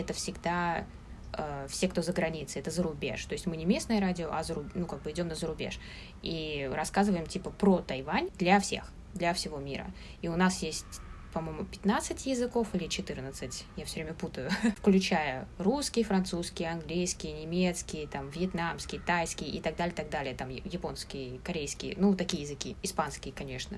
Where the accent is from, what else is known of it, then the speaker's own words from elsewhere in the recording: Moscow, Russia; moved away as an adult; now in Taipei, Taiwan; я из Москвы